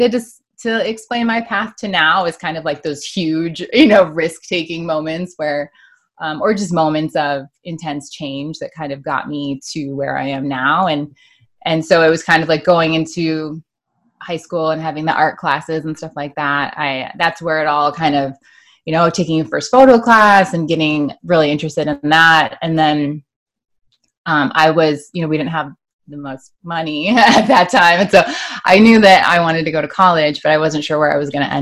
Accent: Michigan, United States; I grew up in Michigan

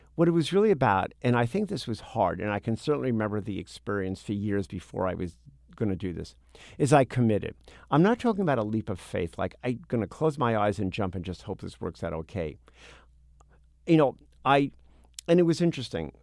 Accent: New York City, New York, United States; we grew up in Midwood, a section of Brooklyn

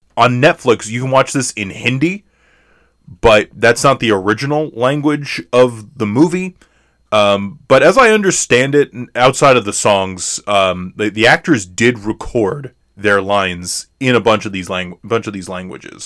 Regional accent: United States; as American viewers

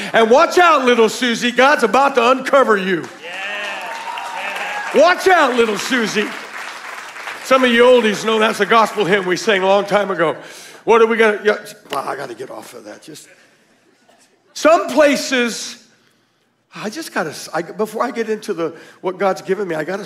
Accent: Tucson, Arizona, United States; We're from Tucson. Our church was Victory Worship Center

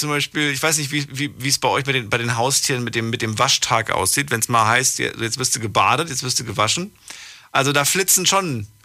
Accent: Stuttgart area, Baden-Württemberg, Germany; Raum Stuttgart.

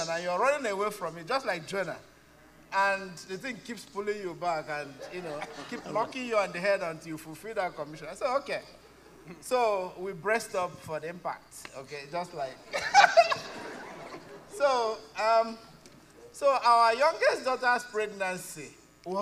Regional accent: Nigeria; moved away as an adult; now in Canada; So, we are immigrants. We immigrated from Nigeria

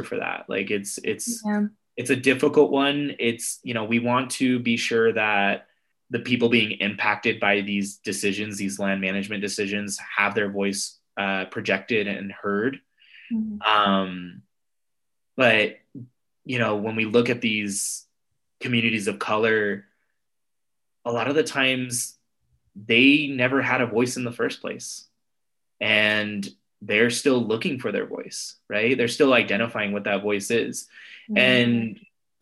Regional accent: United States; I'm Mexican American, and I'm a first generation Mexican American here in the States.

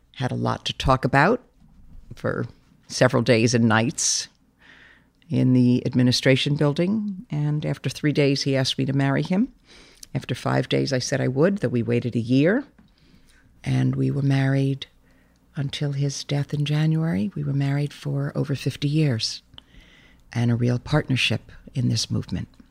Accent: New York City, New York, United States; I grew up in a very loving family in New York. I grew up in Brooklyn.

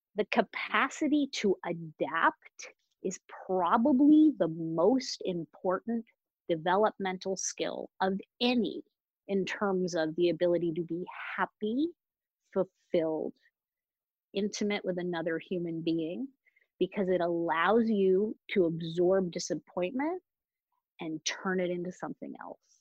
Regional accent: Boston, Massachusetts, United States; normally I'm in the back bay of Boston, Massachusetts

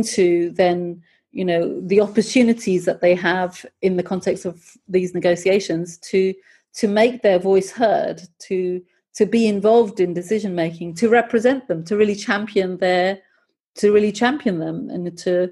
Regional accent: United Kingdom; accent: British; also born or lived in Pakistan; I'm originally Pakistani. I often wear my Pakistani clothes. And so, and I've grown up in Britain. I have a great, you know, I have a British accent

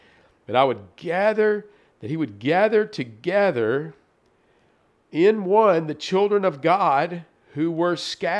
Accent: Tennessee, United States; like, in Tennessee, we would say, you ain't from around here, are you?

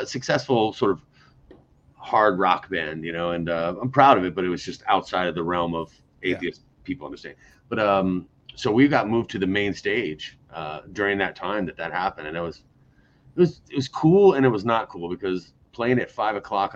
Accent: United States; as an American

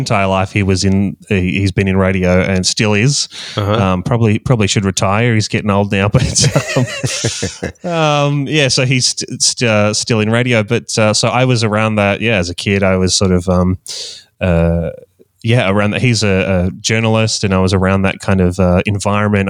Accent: Australia; accent: Australian; I'm from Australia, hence the Australian accent.

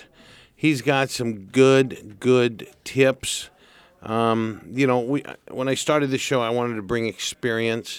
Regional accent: Santa Barbara, California, United States; We're homegrown, born and raised in Santa Barbara

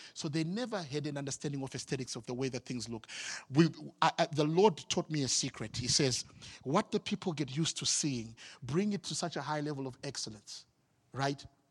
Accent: Harare, Zimbabwe; moved away as an adult; I'm from the capital city. I'm from Harare, and my job moved me here recently

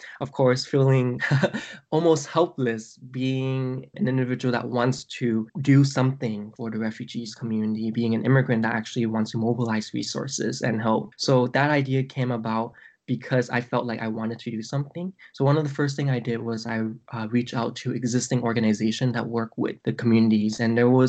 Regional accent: San Jose, California, United States; also born or lived in Vietnam; I come from California and because I live in San Jose, we do have a lot of people of color here, majority, from Latin American countries and also the Vietnamese community, and there's also Chinese communities. So that's the community I was raised in.

